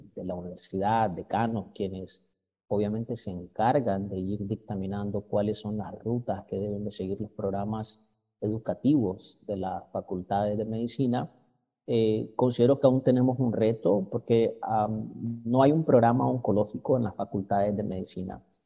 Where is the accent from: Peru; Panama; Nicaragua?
Nicaragua; also born or lived in Mexico